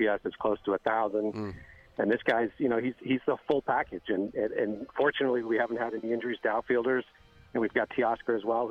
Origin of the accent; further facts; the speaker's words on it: Mexico City, Mexico; moved away; I was born and raised in Mexico City